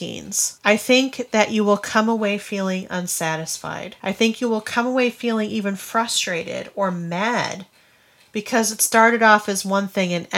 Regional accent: Grand Rapids, Michigan, United States; We hail from Grand Rapids, Michigan.

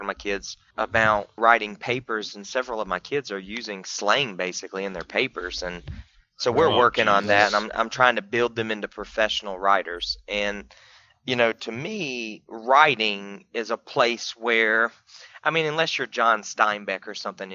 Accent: the South, United States; I'm from the South, based on the way that I talk

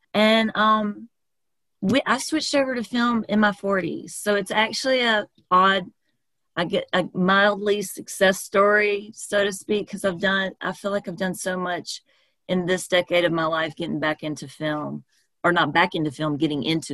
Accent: South Carolina, United States; now in Atlanta, United States; I'm from South Carolina

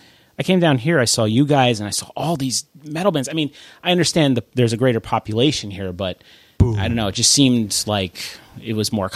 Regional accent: New York, United States; now in Staten Island, United States; I wasn't born in New York City. Mm-hmm. But I was born in New York State.

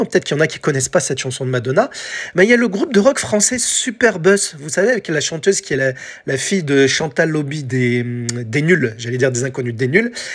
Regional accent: France; chez nous en France

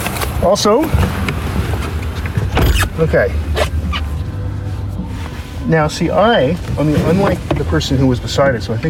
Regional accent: Canada; We're all Canadian.

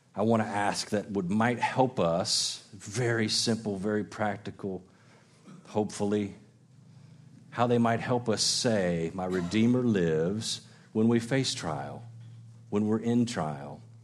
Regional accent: Illinois, United States; now in Gainesville, United States; I grew up in Illinois

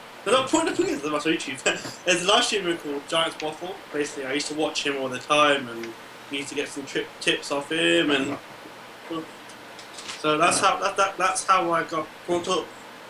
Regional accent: Lincolnshire, East Midlands, United Kingdom; So, basically from the UK, from Lincolnshire. I'm 20 years old.

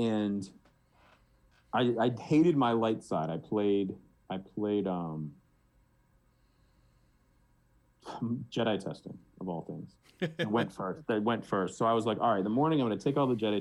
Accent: Boston, Massachusetts, United States; I'm from Boston

